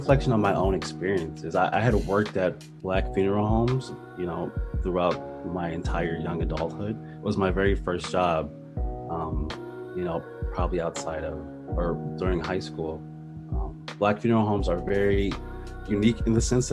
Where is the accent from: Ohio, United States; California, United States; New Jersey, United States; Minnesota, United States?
Ohio, United States; Cleveland; moved away as an adult; also born or lived in Syracuse, New York; Born and raised in Cleveland, Ohio